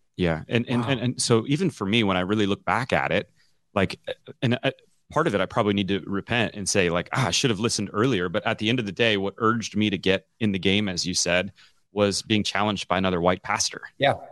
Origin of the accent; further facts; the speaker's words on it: Omaha, Nebraska, United States; also born or lived in Memphis, Tennessee / Mount Dora, Florida; I moved to Omaha when I was 10